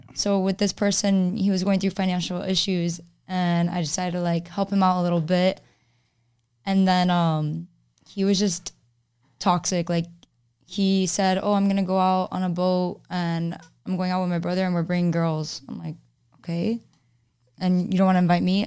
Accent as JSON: {"language": "English", "town": "Miami", "region": "Florida", "country": "United States", "lives_now": "Orlando, United States", "said": "I'm from Miami"}